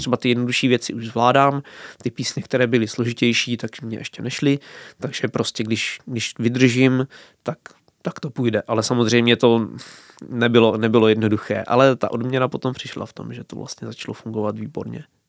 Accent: Hrušovany u Brna, South Moravian Region, Czechia; u nás v Hrušovanech v Sokolovně

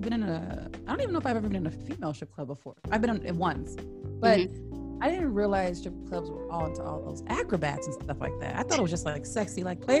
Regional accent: Washington, United States; also born or lived in Southern California; I moved here when I was like 11, 12. Before that I lived in Southern California. So when people ask where I'm from, I say Washington.

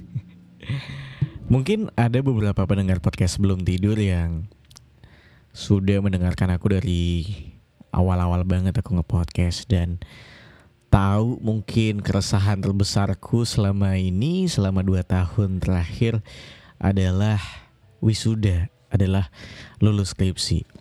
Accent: Kalimantan, Indonesia; now in Yogyakarta, Indonesia; Uh, aku kuliah di Yogyakarta, aku dari Kalimantan kebetulan.

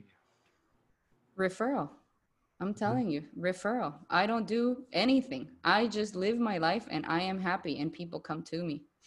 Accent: Bolivia; accent: Latina; first language Spanish; English is a second language; moved away as an adult; now in Kuala Lumpur, Malaysia; I was born and raised in Bolivia my whole life until I was 27. Like Spanish is my first language.

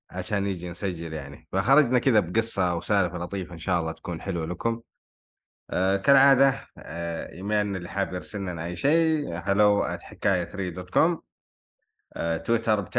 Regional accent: New York, United States; born there; ولدت في ضواحي نيويورك

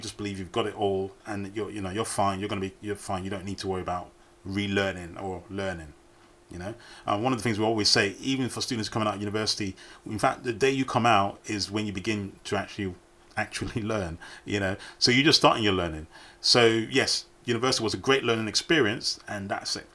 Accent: United Kingdom; as British people, we

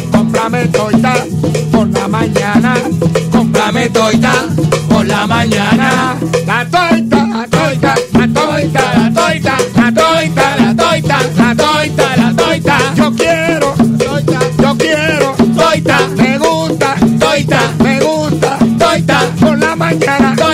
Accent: Humacao, Puerto Rico; now in Florida, United States; Yo soy de Humacao, vivo en Florida, pero ando por

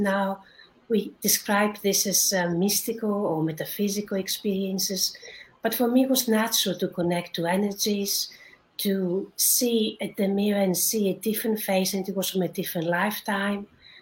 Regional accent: Greece; moved away as an adult; now in London, United Kingdom; I was born in Greece, but I lived in England, in London, for 20 years now, so I consider myself also a Londoner.

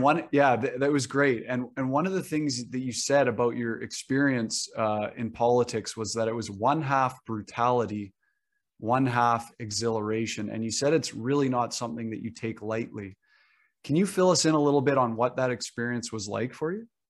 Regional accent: Canada; even as a Canadian

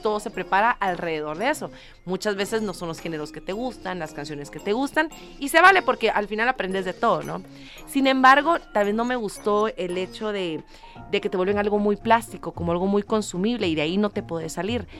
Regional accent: Guatemala; soy de Guatemala, cantante y compositora

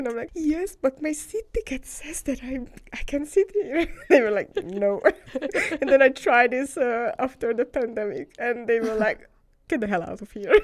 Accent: Hungary; moved away as an adult; now in Denmark; I'm from Hungary

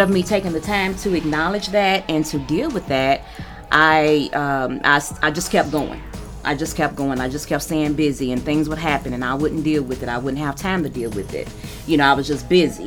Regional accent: Louisville, Kentucky, United States; I am from Louisville, so I'm local.

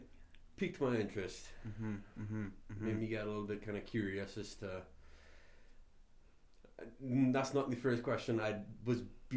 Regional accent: Trinidad & Tobago; now in Canada; where are you from? I responded with Trinidad.

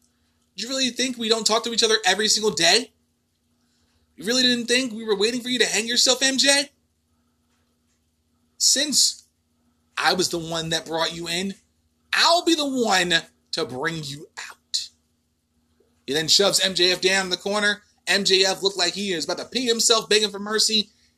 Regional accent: New Jersey, United States; my home state of New Jersey

